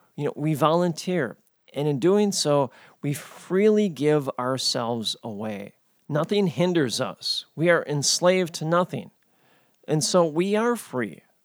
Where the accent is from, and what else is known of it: United States